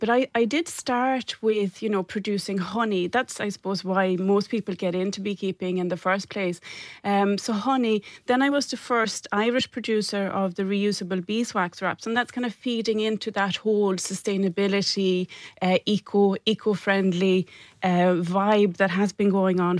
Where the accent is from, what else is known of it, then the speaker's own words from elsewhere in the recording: Sweden; moved away as an adult; I came from Sweden about 20 years ago with a suitcase and a sewing machine, and I set up a business making wedding dresses